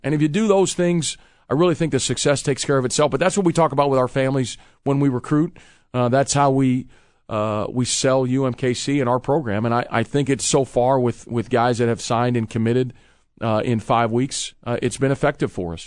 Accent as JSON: {"language": "English", "region": "Illinois", "country": "United States", "tie": "born or raised there", "moved": "yes", "said": "growing up in the Midwest myself from, from Illinois"}